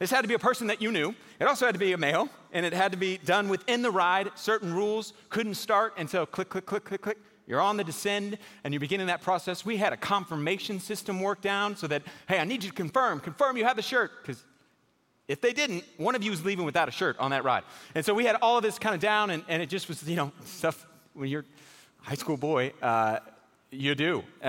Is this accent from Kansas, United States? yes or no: no; Houston, Texas, United States; I grew up in Houston, Texas. Anybody from Houston in here? Man, we got like five people in this church total from Houston. So I grew up in Houston.